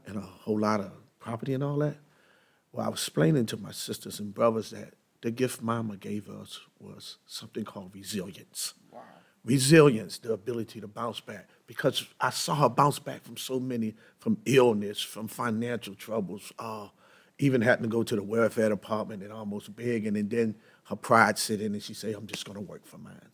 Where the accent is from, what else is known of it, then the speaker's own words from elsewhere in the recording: Baltimore, Maryland, United States; I was born in East Baltimore